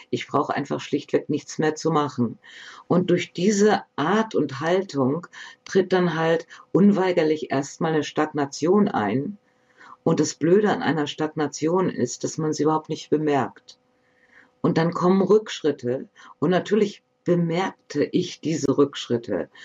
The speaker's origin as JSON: {"language": "German", "region": "Bremen", "country": "Germany", "tie": "born or raised there", "also_born_or_lived": "Northern Germany", "moved": "yes", "said": "Ich bin hier geboren. Ich komme gebürtig aus Bremen, und wir sind dann halt noch etwas weiter raus in den Norden gezogen, um hier zu leben."}